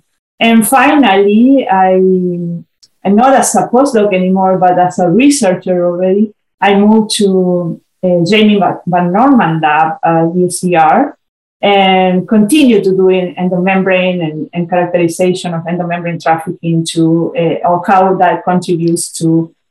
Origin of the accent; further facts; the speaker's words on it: Argentina; moved away as an adult; also born or lived in Chile; now in United States; I'm originally from Argentina, where I did my graduate studies in molecular biology.